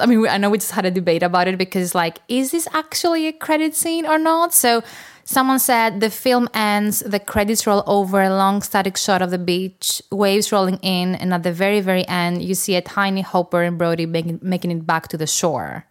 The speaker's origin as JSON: {"language": "English", "country": "Greece", "said": "I'm from Greece"}